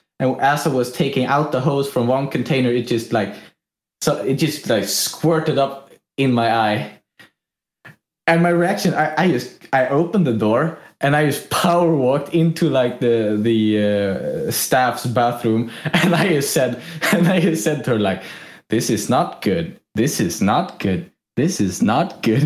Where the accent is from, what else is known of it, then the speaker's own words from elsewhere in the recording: Sweden; accent: Swedish; English is a second language; my Swedish accent